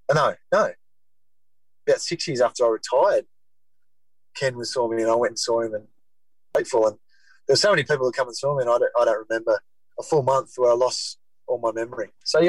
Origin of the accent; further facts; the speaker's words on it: Taree, New South Wales, Australia; I spent 2 weeks, I think, in my hometown.